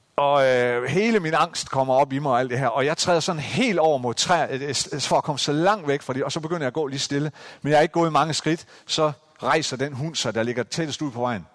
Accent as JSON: {"language": "Danish", "area": "Central Jutland", "region": "Central Denmark Region", "country": "Denmark", "tie": "born or raised there", "said": "den her lille bitte landsby i Midtjylland, hvor jeg voksede op"}